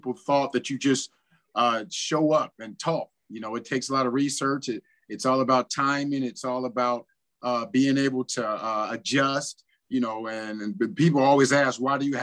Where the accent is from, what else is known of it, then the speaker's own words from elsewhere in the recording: Cincinnati, Ohio, United States; moved away; also born or lived in Winnipeg; I was in my hometown